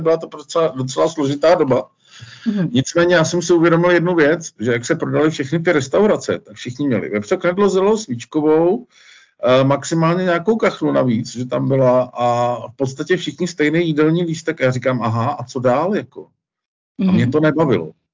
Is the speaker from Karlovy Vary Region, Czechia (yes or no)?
yes; Cheb, Karlovy Vary Region, Czechia; moved away as an adult; also born or lived in Mariánské Lázně / Prague; now in Vitznau, Switzerland; já jsem se narodil v Chebu